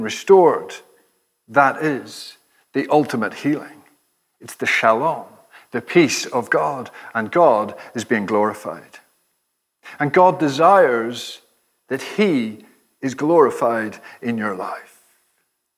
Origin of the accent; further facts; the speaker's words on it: Ireland; I'm Irish